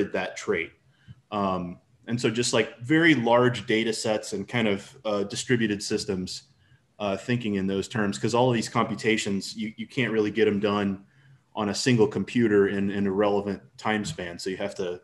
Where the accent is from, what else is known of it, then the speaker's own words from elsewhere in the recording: St. Louis, Missouri, United States; I'm from St. Louis, Missouri, United States